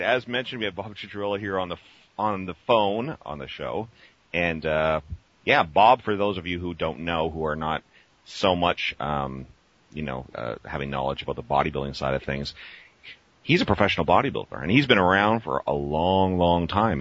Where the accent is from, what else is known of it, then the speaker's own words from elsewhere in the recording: Canada; I'm a kid from Canada too